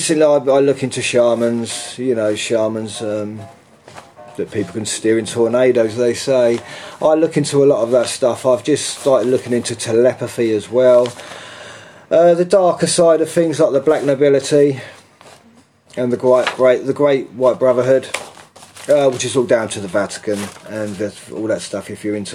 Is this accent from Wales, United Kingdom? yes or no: no; London, United Kingdom; I'm from England, London. I'm in central London